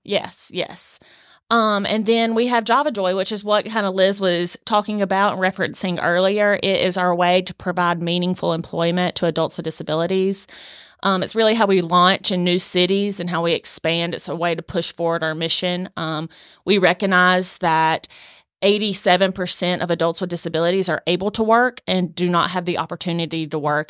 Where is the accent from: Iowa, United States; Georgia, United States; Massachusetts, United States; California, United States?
Georgia, United States; Swainsboro; I'm from South Georgia, uh, born and raised in Swainsboro